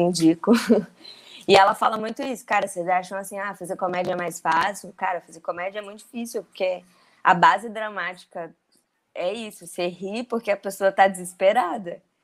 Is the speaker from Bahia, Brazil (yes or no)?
no; Brasília, Federal District, Brazil; also born or lived in São Paulo; now in Rio de Janeiro, Brazil; eu, apesar de eu morar em São Paulo, eu sou brasiliense. Na época eu morava em São Paulo.